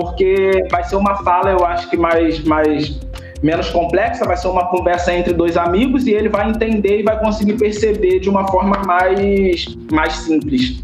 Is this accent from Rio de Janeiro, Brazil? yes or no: yes; Rio de Janeiro, Brazil; moved away as an adult; now in Olinda, Brazil; sou do Rio de Janeiro, original, carioca.